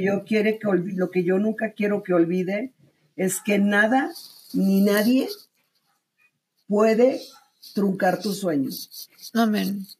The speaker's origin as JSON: {"language": "Spanish", "town": "Monterrey", "region": "Nuevo León", "country": "Mexico", "also_born_or_lived": "Mexico City", "moved": "as an adult", "said": "yo soy de Monterrey. De cuando yo dejé Monterrey y me fui a México a buscar mi carrera como cantante"}